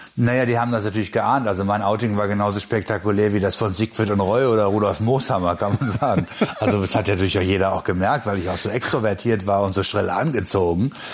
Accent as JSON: {"language": "German", "country": "Germany", "said": "bei uns in Deutschland."}